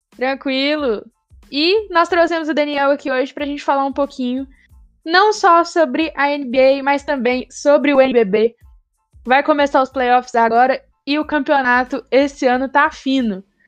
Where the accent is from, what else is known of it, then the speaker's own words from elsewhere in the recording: Minas Gerais, Brazil; Eu sou de Minas